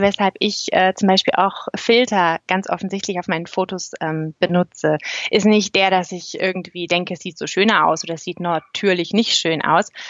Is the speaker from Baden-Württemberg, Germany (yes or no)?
no; East Frisia, Lower Saxony, Germany; moved away as an adult; also born or lived in Berlin; now in Canton of Zurich, Switzerland; ursprünglich kommen mein Mann und ich aus Ostfriesland